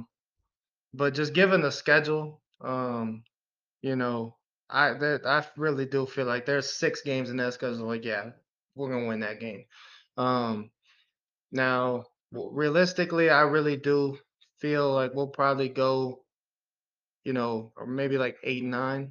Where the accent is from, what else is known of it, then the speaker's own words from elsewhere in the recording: Detroit, Michigan, United States; I am from Detroit